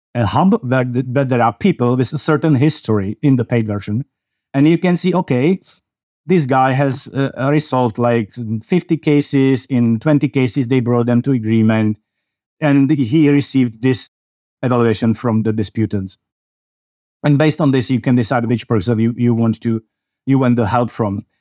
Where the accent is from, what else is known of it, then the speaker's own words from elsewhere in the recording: Czechia; I come from the Czech Republic in Central Europe